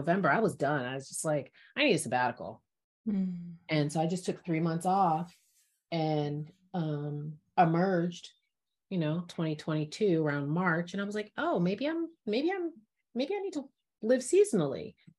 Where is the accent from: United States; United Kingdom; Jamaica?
Jamaica; And I'm Jamaican.